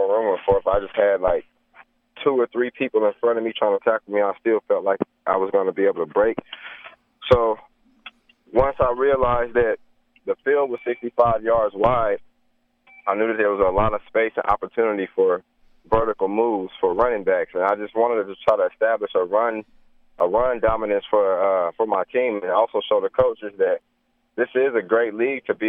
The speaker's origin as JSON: {"language": "English", "country": "United States"}